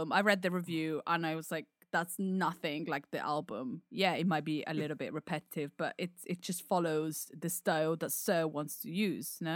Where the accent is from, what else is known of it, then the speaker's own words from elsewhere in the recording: United Kingdom; As a Brit.